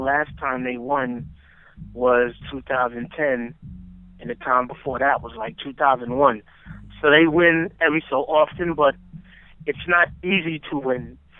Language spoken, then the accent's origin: English; New York City, New York, United States; growing up in New York City